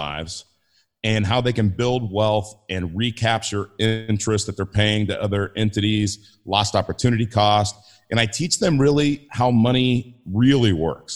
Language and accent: English; Inglewood, California, United States; I grew up in Inglewood